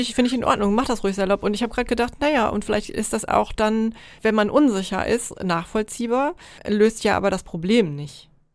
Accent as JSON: {"language": "German", "region": "North Rhine-Westphalia", "country": "Germany", "moved": "as an adult", "lives_now": "East Frisia, Germany", "said": "als äh, irgendwie privilegierte deutsche äh, Nordrhein-Westfalen"}